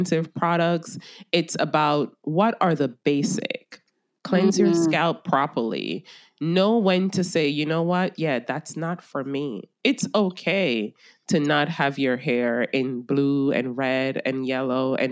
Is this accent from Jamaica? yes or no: yes; Jamaica; I'm a Jamaican